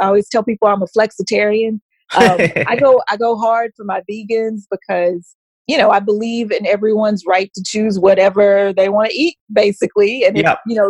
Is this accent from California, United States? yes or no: no; Sherman, Texas, United States; also born or lived in Dallas, Texas; now in Fort Worth, United States; I'm originally from a very small town called Sherman, Texas. It's actually a lot closer to the Oklahoma border than it is to Dallas, but most people say it's north of Dallas. But it's about 15 minutes from the Red River